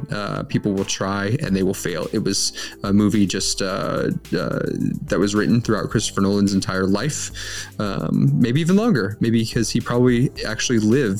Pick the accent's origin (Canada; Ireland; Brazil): Ireland; because I am an Irish man